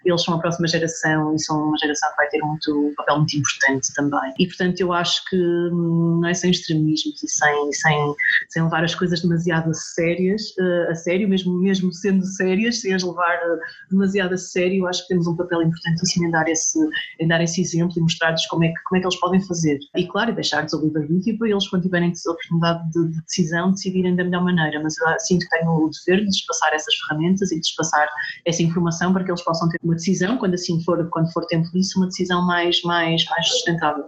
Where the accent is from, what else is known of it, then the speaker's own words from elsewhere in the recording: Lisbon, Portugal; now in northern Portugal; eu nasci em Lisboa, mas meus pais são, são de cá do Norte